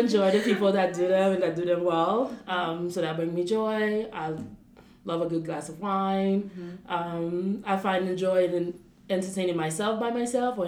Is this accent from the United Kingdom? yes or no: no; Port-au-Prince, Ouest, Haiti; moved away as an adult; also born or lived in United States; now in Paris, France; I was born in Port-au-Prince, Haiti, and raised in Haiti as well. I did primary school and secondary school in Port-au-Prince